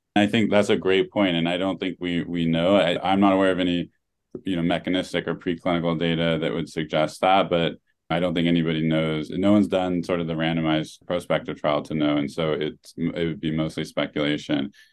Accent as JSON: {"language": "English", "region": "Oregon", "country": "United States", "tie": "born or raised there", "moved": "yes", "said": "the town I grew up in in Oregon"}